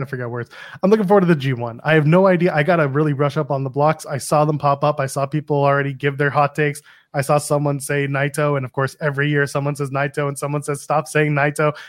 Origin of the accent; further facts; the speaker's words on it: Canada; also born or lived in Toronto; I am Canadian, I can say that. I live in Toronto